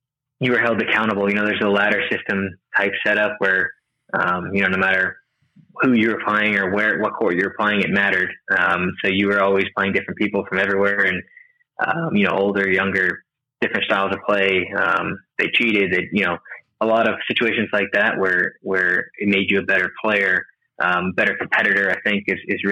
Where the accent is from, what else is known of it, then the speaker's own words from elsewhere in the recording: Brandon, Florida, United States; moved away as an adult; also born or lived in Bradenton, Florida / College Station, Texas; now in Texas, United States; I grew up in Brandon